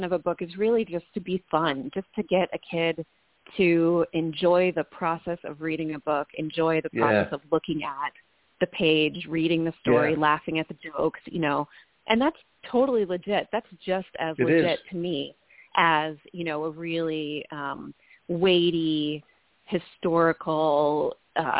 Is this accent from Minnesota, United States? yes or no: yes; Minnesota, United States; also born or lived in New York; I grew up in Minnesota